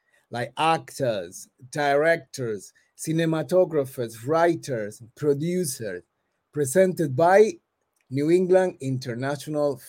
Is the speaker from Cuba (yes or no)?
yes; Cuba; moved away; I'm coming from Cuba